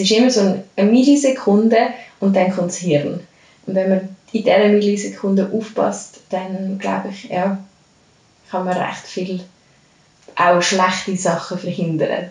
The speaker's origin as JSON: {"language": "German", "region": "Lucerne", "country": "Switzerland", "moved": "as an adult", "lives_now": "Zurich, Switzerland", "said": "ich komme ursprünglich aus Luzern"}